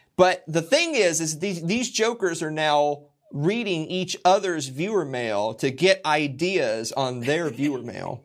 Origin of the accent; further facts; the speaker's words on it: Tennessee, United States; I'm from Tennessee.